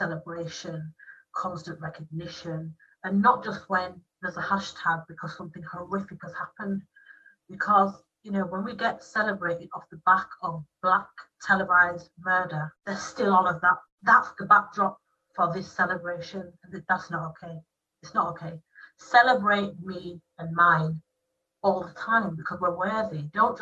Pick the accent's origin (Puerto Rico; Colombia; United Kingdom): United Kingdom; Black British people